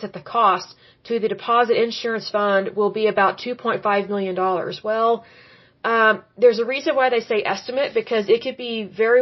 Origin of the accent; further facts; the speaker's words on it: Oklahoma, United States; I was born and raised in Oklahoma